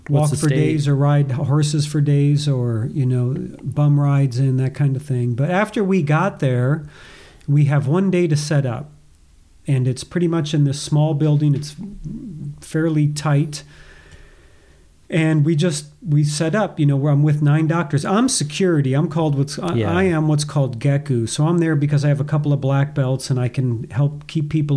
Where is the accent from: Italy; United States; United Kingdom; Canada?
United States; now in Boise, United States; as an American